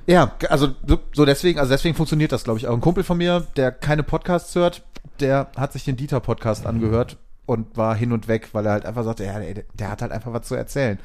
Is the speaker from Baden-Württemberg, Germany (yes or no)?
no; Bonn, North Rhine-Westphalia, Germany; ich bin äh, in Vorort von Bonn groß geworden und in Bonn zur Schule gegangen